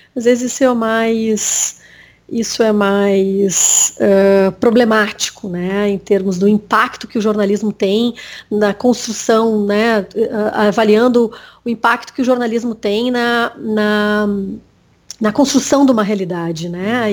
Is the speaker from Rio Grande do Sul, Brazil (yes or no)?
yes; Bagé, Rio Grande do Sul, Brazil; Eu nasci em Bagé, né? Que é interior aqui do Rio Grande do Sul